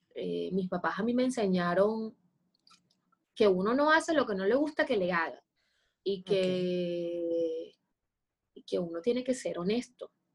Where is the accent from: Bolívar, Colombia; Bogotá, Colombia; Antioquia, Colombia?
Bolívar, Colombia; Cartagena; soy una mujer cartagenera, colombiana